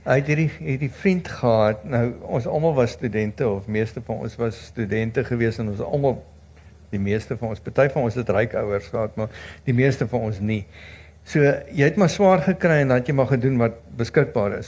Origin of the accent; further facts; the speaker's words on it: South Africa; ons as Suid-Afrikaners